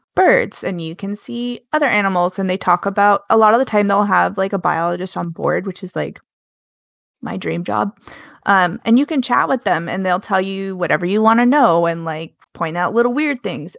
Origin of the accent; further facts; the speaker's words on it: Alaska, United States; I grew up in Alaska